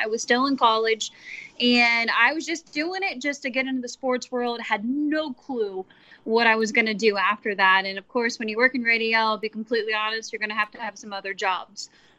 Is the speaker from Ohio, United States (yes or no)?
yes; Wilmington, Ohio, United States; Yeah, I'm from a really small town. I'm actually in small town. I think Bengals fans will know it because I grew up near Wilmington, Ohio, and they used to have training camp at Wilmington College.